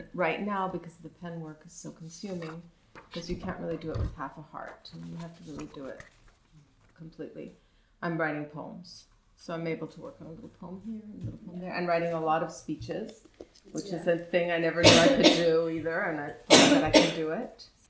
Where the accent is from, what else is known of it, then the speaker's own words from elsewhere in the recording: Mexico City, Mexico; You know, I grew up in Mexico City before we had the North American Free Trade Agreement